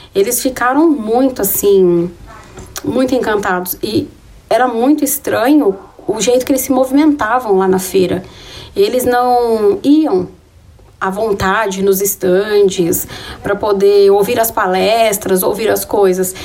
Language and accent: Portuguese; Taboão da Serra, São Paulo, Brazil; moved away as an adult; a minha vida aqui na periferia, foi onde eu cresci